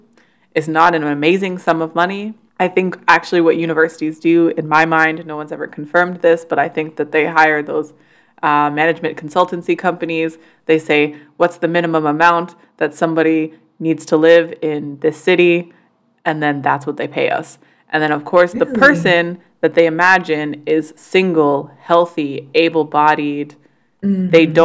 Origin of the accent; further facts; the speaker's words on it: Canada; despite being Canadian